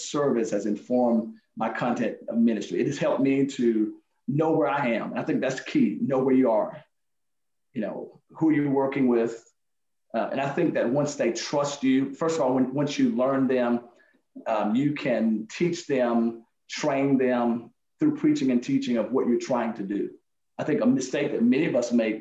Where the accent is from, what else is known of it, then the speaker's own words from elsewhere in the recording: Alabama, United States; now in Fayetteville, United States; when I was growing up in Alabama